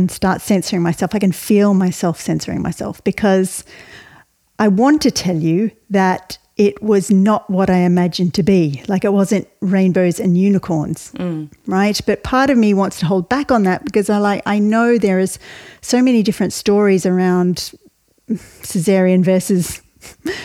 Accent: Melbourne, Victoria, Australia; moved away as an adult; now in Ireland; I was raised in Australia, you can tell from my accent

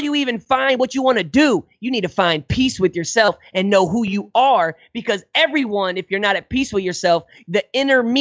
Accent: Hazelwood, Missouri, United States; I'm from Hazelwood, North County, St. Louis. I'm Hazelwood, not Hollywood

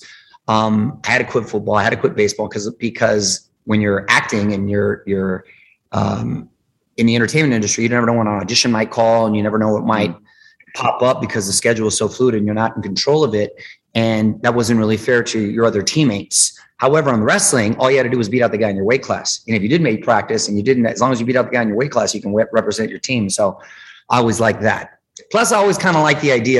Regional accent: Chula Vista, California, United States; I grew up in Chula Vista, which is the border town to Tijuana

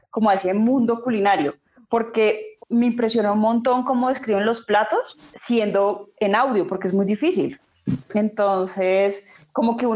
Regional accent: Peru; Yo, yo, siento que el podcast, como en su construcción, es muy peruano, porque el peruano sí siente digamos que nosotros nos sentimos orgullosos de nuestra comida

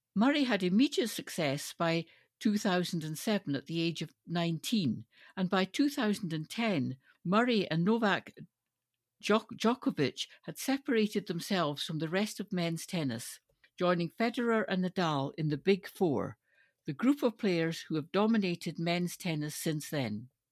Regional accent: Stirling, Scotland, United Kingdom; growing up in Stirling

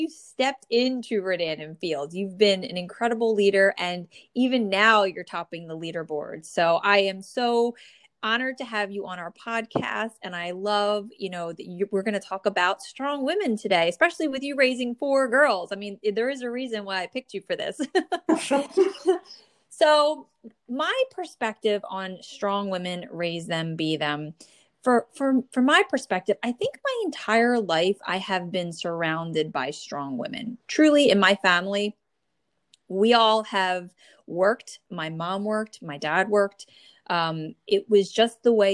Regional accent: New Jersey, United States; born or raised there

